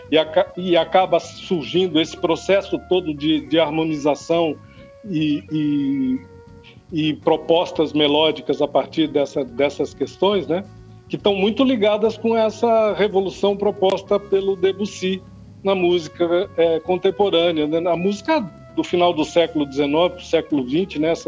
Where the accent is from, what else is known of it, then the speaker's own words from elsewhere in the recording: Brazil; Nós mesmos que somos brasileiros sabemos que são vários Brasis, né?